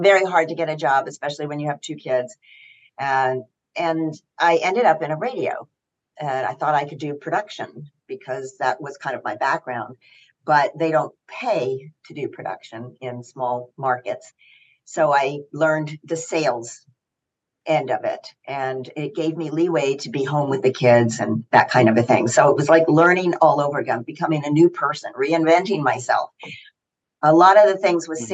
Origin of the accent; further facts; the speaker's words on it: Knoxville, Tennessee, United States; moved away as an adult; also born or lived in New York City; I grew up in Knoxville, Tennessee, and a wonderful background